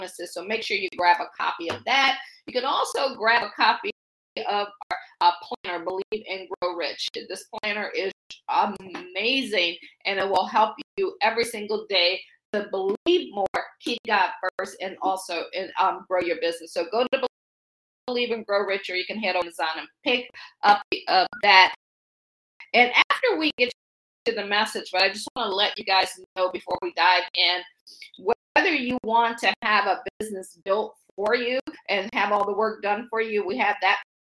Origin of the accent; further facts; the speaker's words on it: Akron, Ohio, United States; moved away as an adult; also born or lived in Washington, D.C. area / Baltimore / Boston / Pittsburgh; I'm from Akron. I always say I grew up shy, sheltered, in church basically 6 days a week